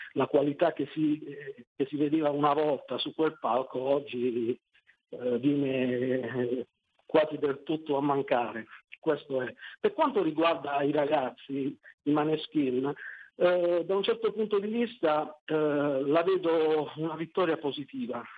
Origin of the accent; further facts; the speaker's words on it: Taranto, Apulia, Italy; sono di Taranto